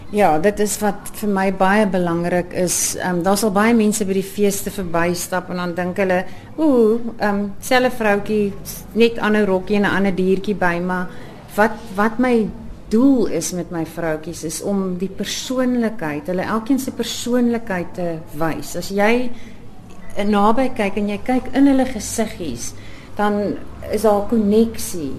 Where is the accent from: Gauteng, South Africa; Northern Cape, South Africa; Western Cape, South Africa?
Gauteng, South Africa; Johannesburg; also born or lived in Cape Town; now in Knysna, South Africa; Oorspronklik van Johannesburg en toe ons later Kaap toe getrek en ons woon tans in Nyasna vir 4 jaar